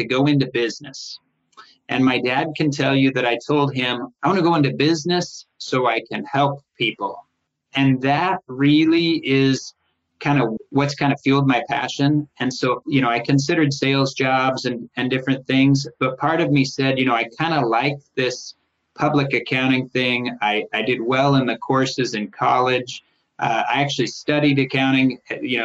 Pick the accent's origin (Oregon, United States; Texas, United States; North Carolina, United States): Oregon, United States; Tigard; moved away as an adult; also born or lived in Los Angeles, California / Solvang, California; I was raised in Portland. It was really Tigard